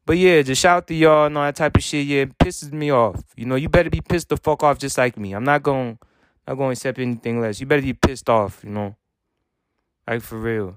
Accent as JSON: {"language": "English", "country": "United States", "said": "I'm American"}